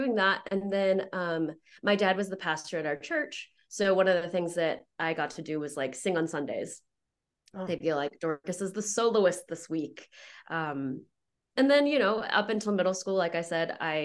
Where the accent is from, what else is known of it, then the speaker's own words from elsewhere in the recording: Houston, Texas, United States; moved away as an adult; also born or lived in China / Oklahoma; I grew up in Houston